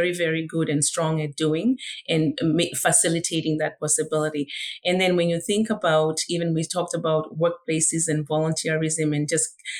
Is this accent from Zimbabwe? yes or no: yes; Zimbabwe; moved away; literally being raised by community, because I was born in Zimbabwe, in Africa